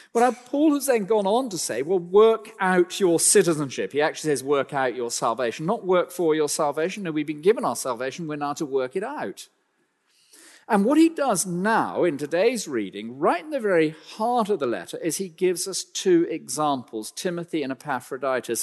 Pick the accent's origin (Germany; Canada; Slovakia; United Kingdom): United Kingdom; I'm a British citizen